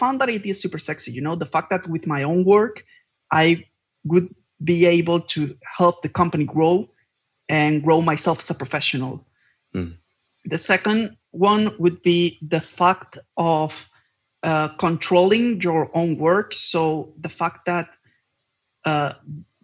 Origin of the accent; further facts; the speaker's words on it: Palma, Balearic Islands, Spain; moved away as an adult; now in Barcelona, Spain; I just moved from my hometown, that is Palma de Mallorca, to Barcelona